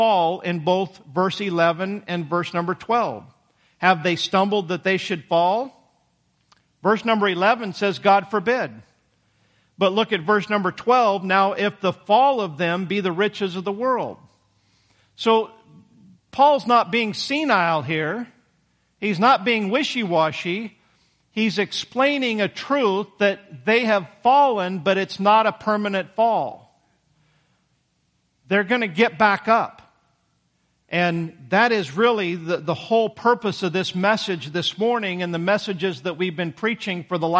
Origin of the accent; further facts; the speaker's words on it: United States; we as American Christians